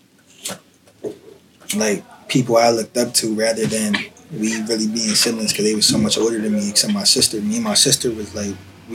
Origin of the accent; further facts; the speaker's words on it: Harrisburg, Pennsylvania, United States; I'm from the Bird, you know, the South. South 13th Street.